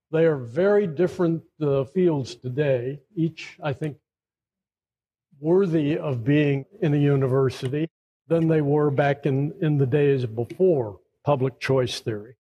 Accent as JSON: {"language": "English", "region": "Tennessee", "country": "United States", "moved": "as an adult", "said": "we're both from Tennessee. Not many people know that. We both went to college in Tennessee. We both left Tennessee and went to the University of Chicago."}